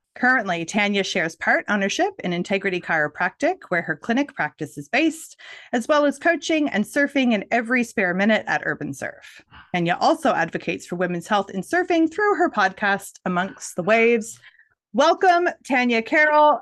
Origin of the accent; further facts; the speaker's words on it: Nova Scotia, Canada; moved away; I grew up in Nova Scotia, Canada